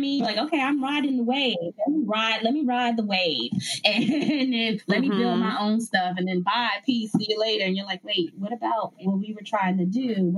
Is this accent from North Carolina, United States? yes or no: no; New York, United States; So other cities, I'm from New York. So I got to do New York, trying to work that out again.